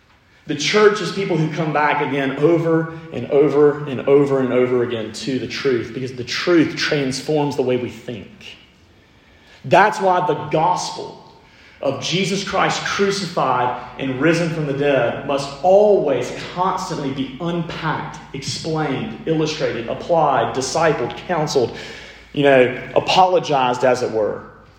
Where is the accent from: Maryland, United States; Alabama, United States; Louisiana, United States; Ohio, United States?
Alabama, United States; also born or lived in New Orleans; I'm from Alabama, surprise, surprise. Well, when I moved from Alabama, where we love to draw out our vowels, and I moved to New Orleans